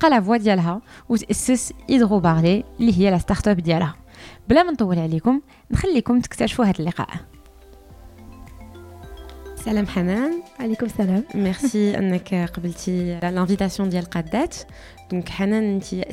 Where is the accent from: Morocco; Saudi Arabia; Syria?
Morocco; حنا عندنا في المغرب